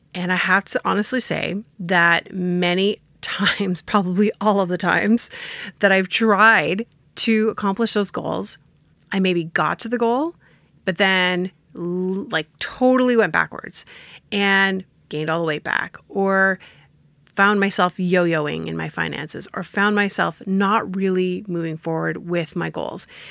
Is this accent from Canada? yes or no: yes; Canada; I'm Canadian